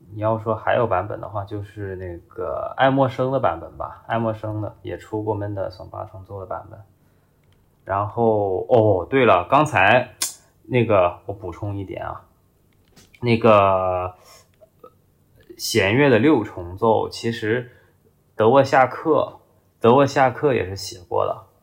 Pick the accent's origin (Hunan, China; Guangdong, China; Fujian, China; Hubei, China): Guangdong, China; Guangzhou; 作为一个广州人，竟然听着那张碟，然后就走错路了。